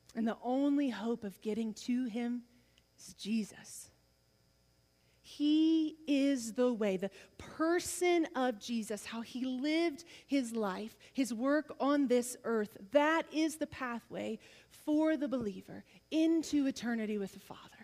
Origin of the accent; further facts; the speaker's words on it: the South, United States; I'm from the South